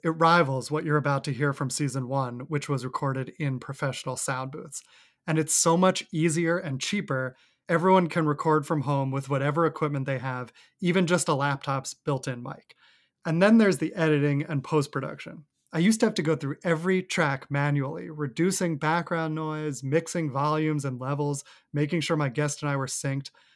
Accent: Westchester, New York, United States; moved away as an adult; also born or lived in Manhattan, New York City; now in New York City, United States; I Live in New York City in Manhattan. I grew up in Westchester, outside of Manhattan, so not too far

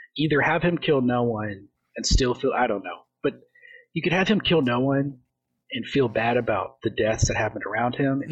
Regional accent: United States; I'm stupid American

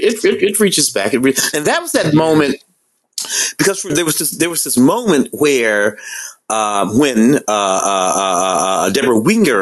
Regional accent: St. Louis, Missouri, United States; I'm from St. Louis.

